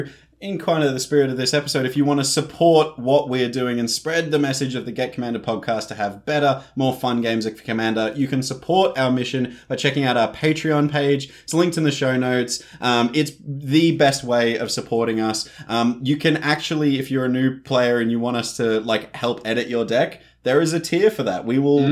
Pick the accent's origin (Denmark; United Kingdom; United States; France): United Kingdom; England; accent: Northern English; Northern English accent. Yeah, yeah. Well, this is the thing. I am from England, so the only family that I have in Australia